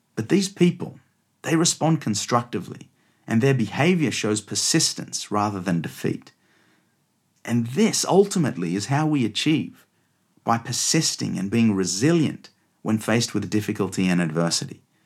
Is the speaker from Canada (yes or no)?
no; Australia; now in London, United Kingdom; you can probably tell by my accent that I was born and raised in Australia, but I'm now based out of London.